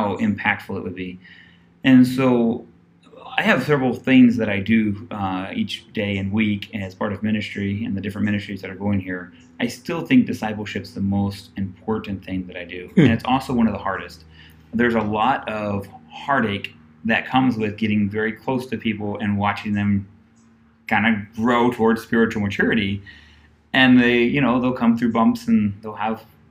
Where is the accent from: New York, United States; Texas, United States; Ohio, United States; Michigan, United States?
Ohio, United States; moved away as an adult; now in Cojutepeque, El Salvador; growing up in Ohio, my pastor allowed myself and my twin brother to work at the church voluntarily